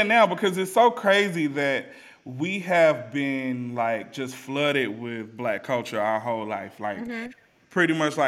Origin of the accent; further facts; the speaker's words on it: Atlanta, Georgia, United States; also born or lived in Stone Mountain, Georgia; I was living in Stone Mountain, and I'm from the West Side.